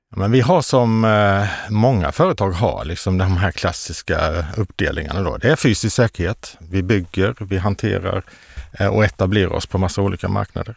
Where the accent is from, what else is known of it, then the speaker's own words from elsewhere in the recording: Karlskrona, Blekinge, Sweden; moved away; also born or lived in Västergötland; jag är ju från Blekinge, mm. Karlskrona